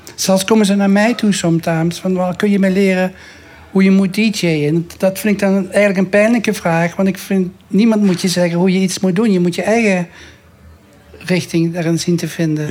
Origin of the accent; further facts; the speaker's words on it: Maastricht, Limburg, Netherlands; ik ben geboren in het zuiden, dus ik, voetbal, ik eh, eh, geboren in Maastricht.